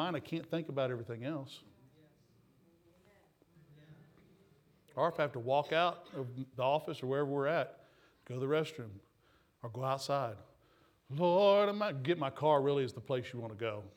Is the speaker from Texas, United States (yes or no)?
yes; Texas, United States; accent: Texas; my Texas accent